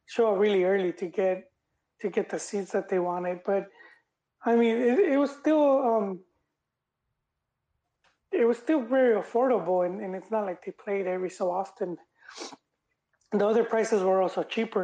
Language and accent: English; Los Angeles, California, United States; I grew up in South